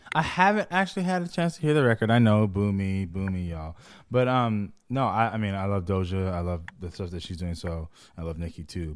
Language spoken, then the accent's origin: English; just outside of Los Angeles, California, United States; I'm from the West Coast, for those who don't know, uh, L A specifically, east, just outside of L